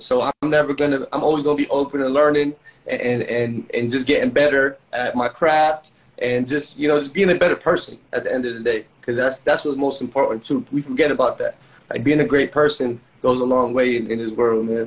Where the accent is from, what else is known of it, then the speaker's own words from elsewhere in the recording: Orlando, Florida, United States; also born or lived in Ukiah, California; I'm originally from Orlando